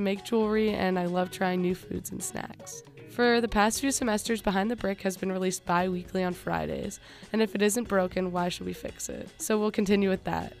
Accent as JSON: {"language": "English", "town": "Loveland", "region": "Ohio", "country": "United States", "said": "I'm from Cincinnati, Ohio, more specifically, the little town of Loveland"}